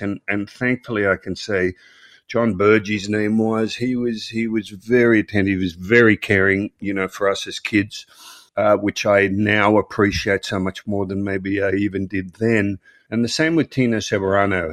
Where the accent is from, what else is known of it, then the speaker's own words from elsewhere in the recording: Melbourne, Victoria, Australia; I grew up in Croydon, which is a suburb of Melbourne, Australia.